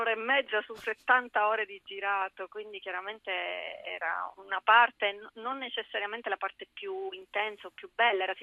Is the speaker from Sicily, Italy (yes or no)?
yes; Palermo, Sicily, Italy; moved away as an adult; now in Milan, Italy; racconta proprio la mia infanzia in Sicilia